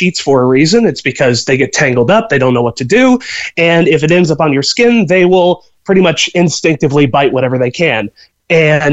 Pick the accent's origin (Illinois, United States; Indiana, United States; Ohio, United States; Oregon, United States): Indiana, United States; moved away as an adult; now in Galway, Ireland; I'm from Indiana in the U.S.